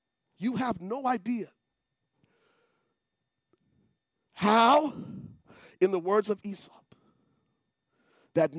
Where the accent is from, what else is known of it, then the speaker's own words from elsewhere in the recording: Liberia; moved away; I come from Liberia